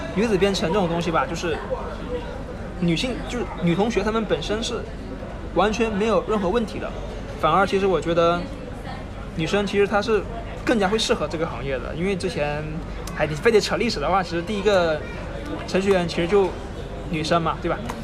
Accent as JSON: {"language": "Chinese", "region": "Hainan", "country": "China", "moved": "as an adult", "said": "因为我是从海南来的嘛"}